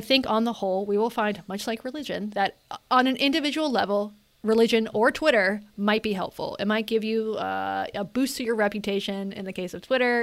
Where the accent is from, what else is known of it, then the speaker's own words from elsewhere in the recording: Western North Carolina, United States; when I was a kid growing up in Western North Carolina, there were no out gay people in my area.